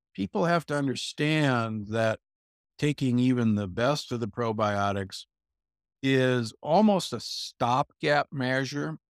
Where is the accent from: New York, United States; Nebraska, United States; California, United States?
Nebraska, United States; Omaha; moved away; I grew up in Omaha, Nebraska, you know, where, where meat is king